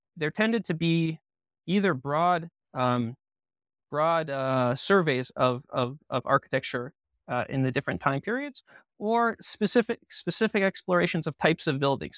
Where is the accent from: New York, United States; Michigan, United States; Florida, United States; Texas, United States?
Michigan, United States; Southfield; moved away as an adult; also born or lived in Toronto, Canada / Israel; now in Jerusalem, Israel; I was born in Toronto, and I moved to Southfield, Michigan, which is a suburb of Detroit, when I was seven.